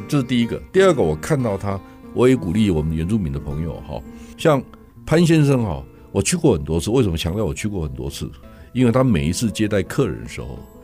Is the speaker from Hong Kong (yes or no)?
no; Yilan County, Taiwan; 我是宜兰人